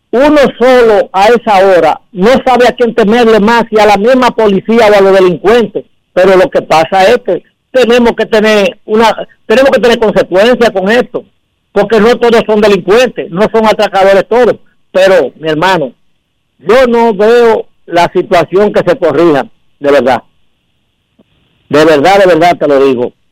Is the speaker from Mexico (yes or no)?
no; Dominican Republic; yo soy dominicano y me tiene que doler este país.